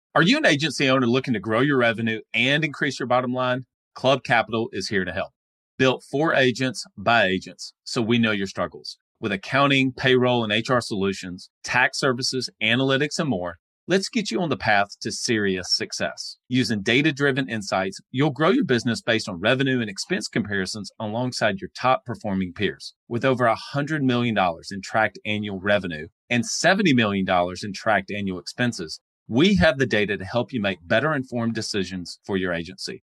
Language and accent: English; North Alabama, United States; I'm from the South, North Alabama.